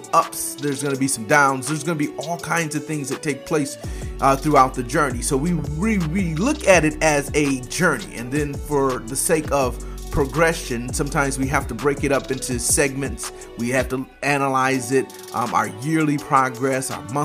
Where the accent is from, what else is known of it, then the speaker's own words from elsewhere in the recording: Michigan, United States; I come from the Midwest up in Michigan where they bake cars